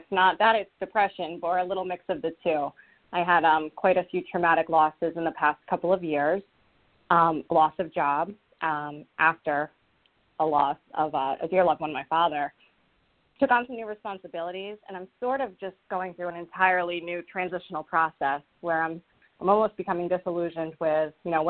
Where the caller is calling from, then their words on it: Rhode Island, United States; I'm calling in from Rhode Island.